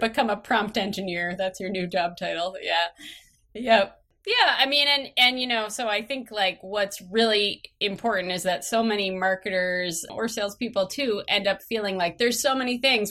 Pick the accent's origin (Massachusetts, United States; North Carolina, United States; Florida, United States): Massachusetts, United States; I grew up in Massachusetts, tiny little rural town, about two hours outside of Boston